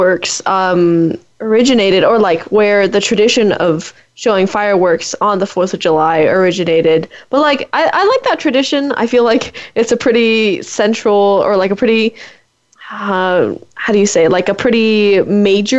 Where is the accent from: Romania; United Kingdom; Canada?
Canada; now in United States; I was born in Canada. And I lived there for a while